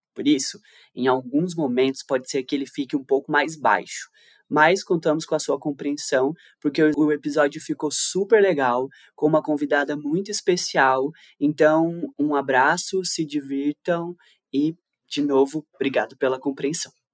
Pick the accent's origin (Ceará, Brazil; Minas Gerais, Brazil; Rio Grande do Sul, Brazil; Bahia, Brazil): Minas Gerais, Brazil; Três Corações; Eu nasci numa favela em Minas Gerais, em Três Corações